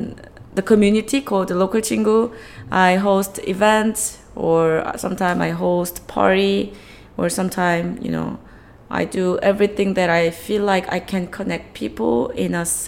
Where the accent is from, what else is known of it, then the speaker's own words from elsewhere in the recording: Seoul, South Korea; English is a second language; I was born and raised here in Seoul.